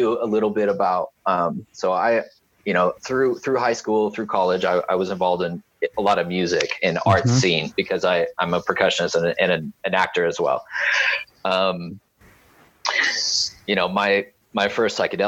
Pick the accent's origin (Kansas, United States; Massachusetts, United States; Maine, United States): Kansas, United States; Topeka; I'm from Kansas. I was born in Topeka